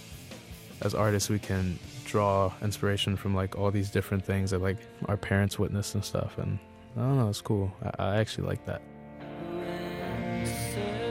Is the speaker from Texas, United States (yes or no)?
yes; Texas, United States; growing up in Texas